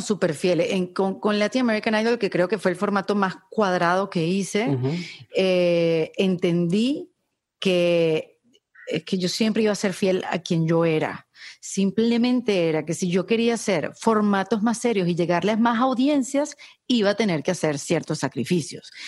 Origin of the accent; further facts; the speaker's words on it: Venezuela; moved away as an adult; now in Miami, United States; yo vengo de Venezuela, un país de mises